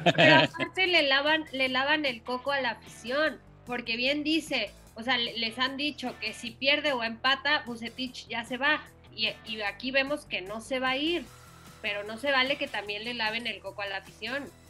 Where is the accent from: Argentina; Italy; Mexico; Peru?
Mexico; moved away; also born or lived in Colombia; estar otra vez en mi país